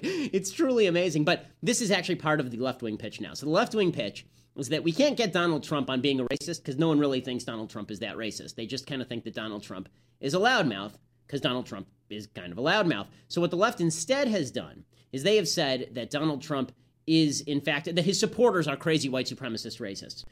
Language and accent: English; Los Angeles, California, United States; I grew up in Los Angeles